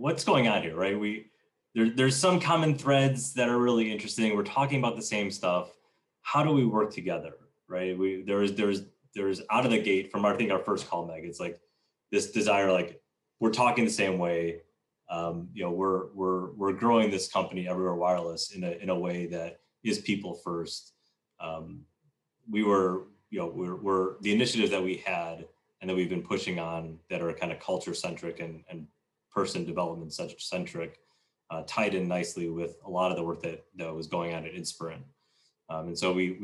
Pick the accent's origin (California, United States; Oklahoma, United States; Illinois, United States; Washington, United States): Illinois, United States; Chicago; born and raised in Chicago